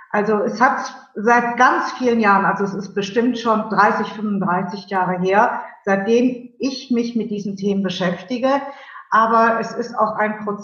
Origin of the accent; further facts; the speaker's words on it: Cologne, North Rhine-Westphalia, Germany; Und, ich bin Kölnerin, das wollen wir hier nochmal genau festhalten, ganz wichtig, ja.